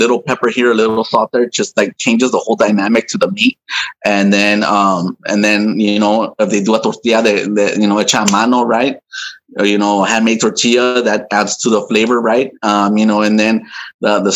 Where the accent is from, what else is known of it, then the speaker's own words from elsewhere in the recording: Los Angeles, California, United States; also born or lived in Anaheim, California / City Terrace; now in Long Beach, United States; I was born in Anaheim, California, and I think I lived there until I was like one. And then we moved to City Terrace, and then we moved to East LA, and I lived in East LA for many years.